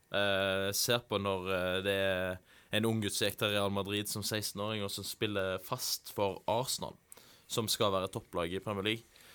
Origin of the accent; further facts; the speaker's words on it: Haugesund, Rogaland, Norway; also born or lived in Voss; i Haugesund, der jeg er fra